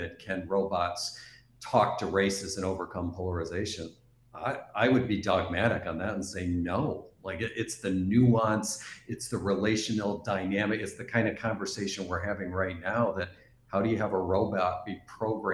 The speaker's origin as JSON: {"language": "English", "area": "East Coast of Canada", "region": "Atlantic Canada", "country": "Canada", "also_born_or_lived": "Midwest, United States", "moved": "yes", "said": "I'm originally from Canada on the East Coast"}